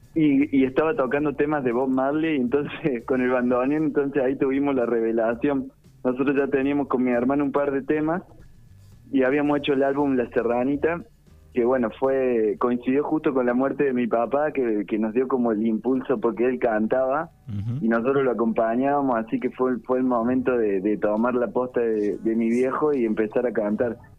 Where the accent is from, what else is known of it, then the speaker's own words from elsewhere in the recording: Córdoba, Argentina; accent: cordobesa tonada; also born or lived in González Chávez, Buenos Aires; nos vinimos a vivir a Córdoba capital porque mi papá tenía un trabajo aquí